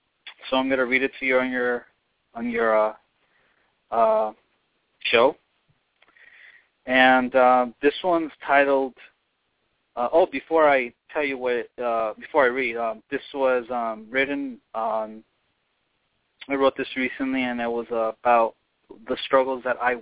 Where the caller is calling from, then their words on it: Los Angeles, California, United States; I'm calling from what I like to call Hollywood Babylon.